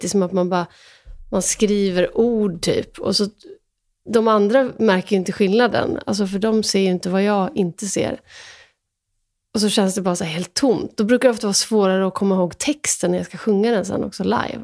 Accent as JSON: {"language": "Swedish", "country": "Sweden", "said": "jag är också svensk"}